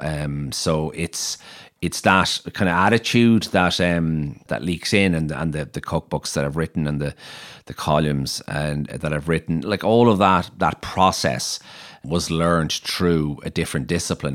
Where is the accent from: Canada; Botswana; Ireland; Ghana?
Ireland; Maynooth, County Kildare; moved away as an adult; also born or lived in Clondalkin / Dublin; now in Galway, Ireland; I was born in Clondalkin, um, and we, I, I grew up in Maynooth. I think I was in Maynooth from about four to seventeen